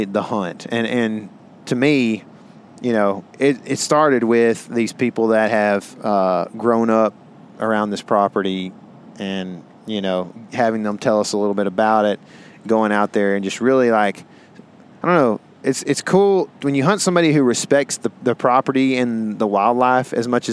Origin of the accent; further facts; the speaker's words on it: Texas, United States; we're from Texas